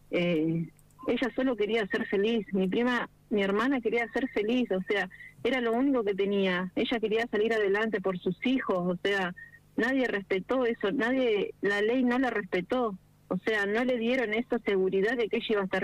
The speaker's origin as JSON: {"language": "Spanish", "town": "Pellegrini", "country": "Argentina", "said": "yo no vivo en Toay, pero yo soy de Pellegrini."}